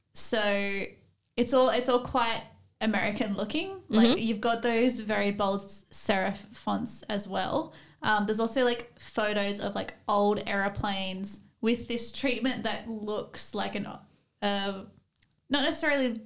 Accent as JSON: {"language": "English", "country": "Australia", "said": "I'm Australian"}